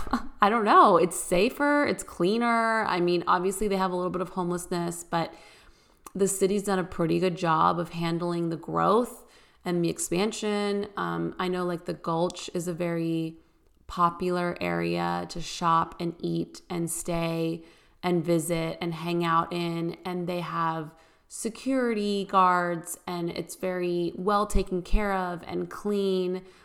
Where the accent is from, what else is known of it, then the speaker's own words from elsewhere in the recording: California, United States; moved away as an adult; also born or lived in Bay Area, California; now in Nashville, United States; I grew up obviously in California